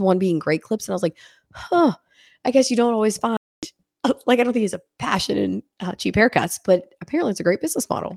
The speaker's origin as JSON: {"language": "English", "town": "Washington", "region": "Pennsylvania", "country": "United States", "tie": "born or raised there", "moved": "yes", "said": "I'm from Washington, Pennsylvania"}